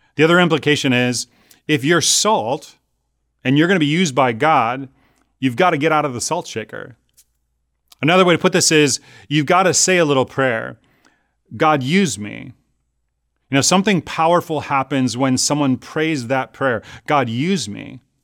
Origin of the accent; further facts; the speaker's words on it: Chicago, Illinois, United States; now in California, United States; Growing up in Chicago